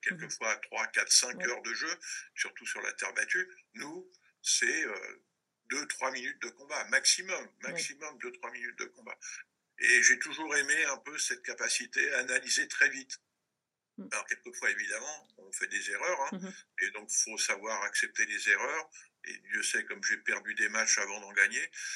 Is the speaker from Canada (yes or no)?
no; Maisons-Alfort, Île-de-France, France; also born or lived in Paris; un Parisien, enfin de, de la proche banlieue parisienne, que j'ai vécu, euh, je suis né à Paris, mais j'ai vécu très longtemps à Maison-Alfort